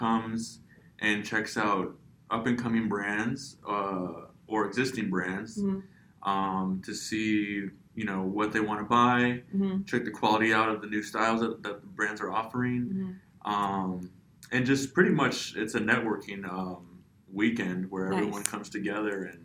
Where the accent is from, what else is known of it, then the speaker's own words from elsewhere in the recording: Escondido, California, United States; also born or lived in Los Angeles; I grew up here in North County, San Diego, Escondido